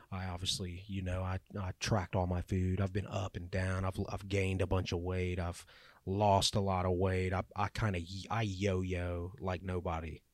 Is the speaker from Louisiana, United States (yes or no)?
yes; Louisiana, United States; I grew up in Louisiana, live in Louisiana